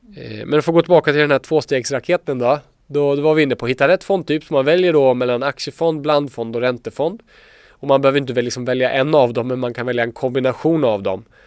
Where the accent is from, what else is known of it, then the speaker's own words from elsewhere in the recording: Småland, Sweden; Jag är från Småland